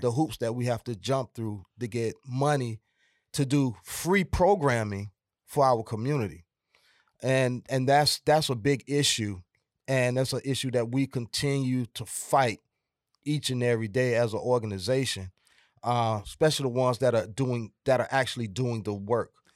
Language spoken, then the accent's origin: English; Atlanta, Georgia, United States; also born or lived in South Fulton, Georgia; I'm originally from Atlanta, Georgia